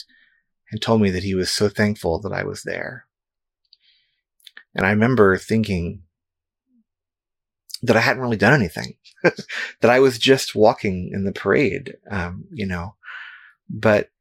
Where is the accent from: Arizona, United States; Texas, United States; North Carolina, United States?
Texas, United States; San Antonio; when I was growing up in San Antonio, Texas